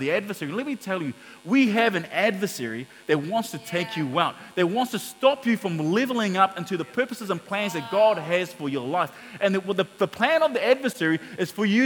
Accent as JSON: {"language": "English", "region": "Auckland", "country": "New Zealand", "tie": "born or raised there", "said": "we grew up in Mangere, and so we went to the local town centre, Mangere Town Centre"}